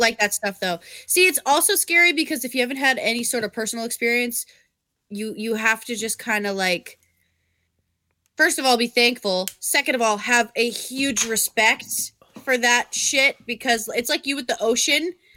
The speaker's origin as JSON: {"language": "English", "region": "Vermont", "country": "United States", "tie": "born or raised there", "said": "when I grew up in Vermont"}